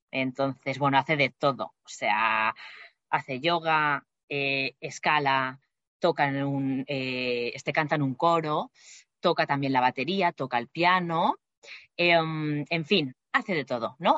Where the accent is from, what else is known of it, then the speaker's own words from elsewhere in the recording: Barcelona, Catalonia, Spain; moved away as an adult; now in Madrid, Spain; soy de Barcelona, pero actualmente vivo en Madrid por temas de trabajo